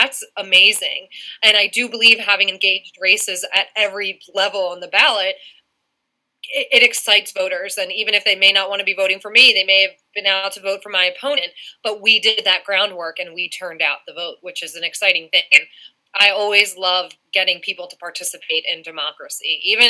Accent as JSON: {"language": "English", "area": "Delaware County", "region": "Pennsylvania", "country": "United States", "tie": "born or raised there", "said": "when I was a teenager growing up in Delco."}